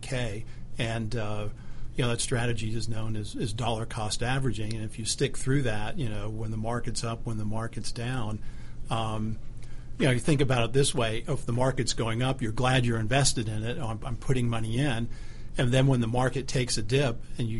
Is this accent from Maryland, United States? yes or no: no; Huntsville, Alabama, United States; moved away as an adult; also born or lived in New York City; I grew up in Alabama. Grew up in Huntsville, Alabama